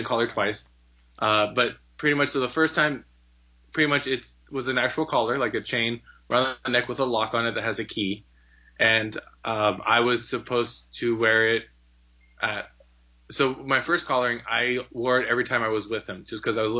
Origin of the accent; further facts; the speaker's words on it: Southern California, United States; also born or lived in Idaho; I'm a Southern California boy. I was born and raised in Southern California